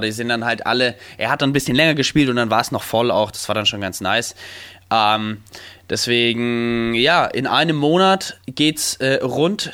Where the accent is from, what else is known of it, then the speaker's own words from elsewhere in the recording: Stein, Germany; in Stein, wo ich aufgewachsen bin